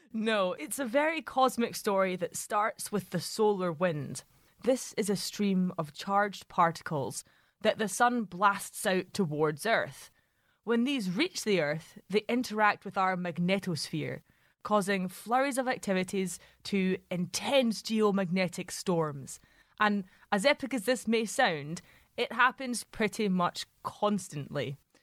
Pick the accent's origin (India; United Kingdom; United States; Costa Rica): United Kingdom; Glasgow, Scotland; I grew up in Glasgow